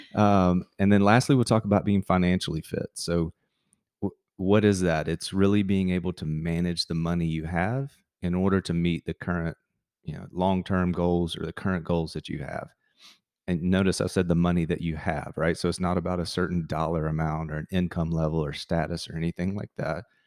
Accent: Montgomery, Alabama, United States; moved away as an adult; also born or lived in Tampa, Florida / Auburn, Alabama; born and raised in Montgomery, Alabama. Um, spent really my first 18 years there

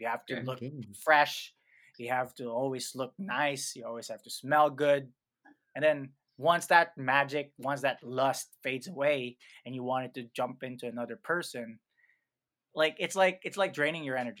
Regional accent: Philippines; now in San Francisco, United States; growing up in the Philippines

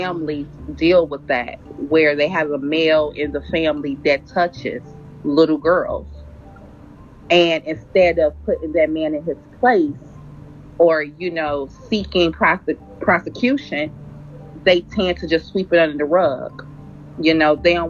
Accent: Cincinnati, Ohio, United States; I'm from Cincinnati, Ohio

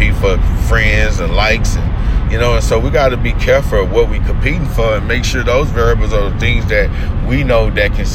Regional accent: United States; we as American people

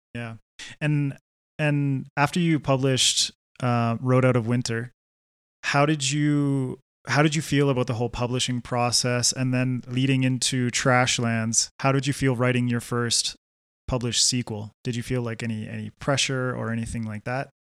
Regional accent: Canada; now in Quito, Ecuador; I grew up in Canada

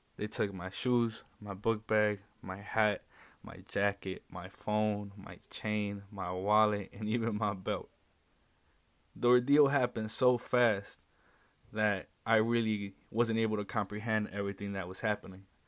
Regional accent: Chicago, Illinois, United States; I grew up in West Englewood ever since I was about ten years old

